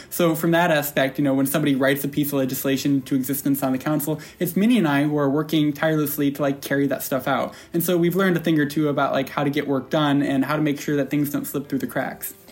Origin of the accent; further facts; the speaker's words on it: upstate New York, United States; I'm from upstate New York, Southland Falls